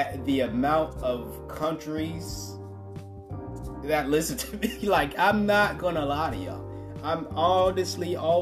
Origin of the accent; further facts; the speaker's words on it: United States; my home country